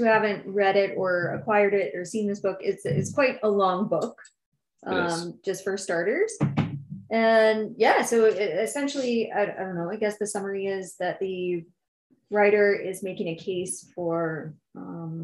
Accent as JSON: {"language": "English", "country": "Canada", "said": "We're very Canadian about it."}